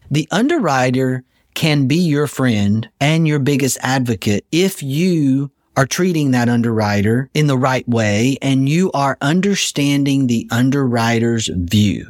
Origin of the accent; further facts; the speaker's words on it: Texas, United States; as a Texan